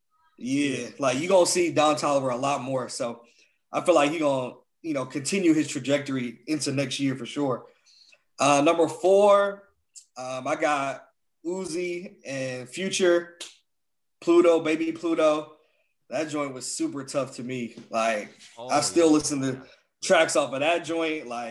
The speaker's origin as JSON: {"language": "English", "town": "New York City", "region": "New York", "country": "United States", "said": "I'm from New York, right? I'm from New York, man, not you."}